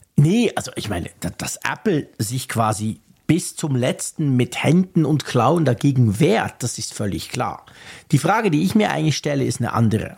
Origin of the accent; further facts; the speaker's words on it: Switzerland; mich als Schweizer